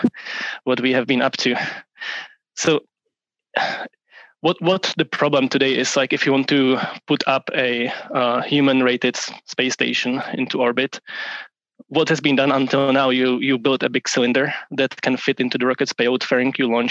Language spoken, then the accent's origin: English; Prague, Czechia; moved away as an adult; also born or lived in upstate New York, United States; now in Portland, United States; I'm originally from Prague, from Czech Republic, even though I now live on the west coast of the US in Portland